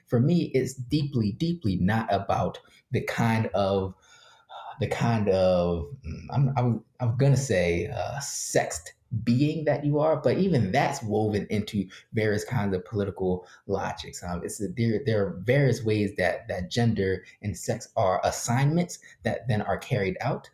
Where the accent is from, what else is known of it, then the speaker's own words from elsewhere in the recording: Philadelphia, Pennsylvania, United States; I grew up working poor in Philly